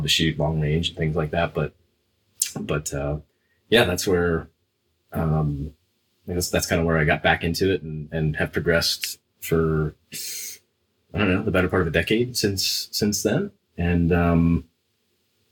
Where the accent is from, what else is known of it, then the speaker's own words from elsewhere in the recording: South Central Pennsylvania, United States; I grew up in South Central PA.